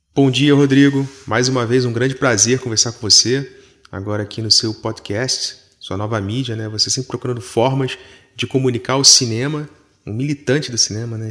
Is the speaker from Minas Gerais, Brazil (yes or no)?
no; Rio de Janeiro, Brazil; now in Paris, France; Algo que me lembra muito a Zona Norte, onde eu nasci, né? Me lembra muito o Rio de Janeiro